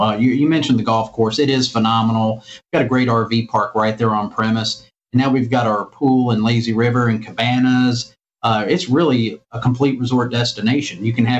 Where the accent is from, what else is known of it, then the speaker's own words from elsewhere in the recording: Walls, Mississippi, United States; I'm a Southerner. By heart and by birth, I'm from Walls, Mississippi